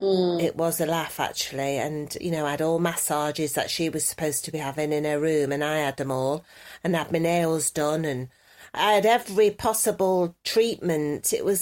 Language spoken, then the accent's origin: English; New York, United States; now in Los Angeles, United States; I'm a New York girl in L.A., you see. That's me. That's me. I'm in L.A. as a New Yorker.